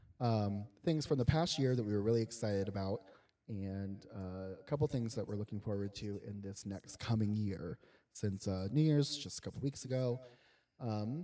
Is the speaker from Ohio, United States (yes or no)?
yes; Cincinnati, Ohio, United States; We're both from Cincinnati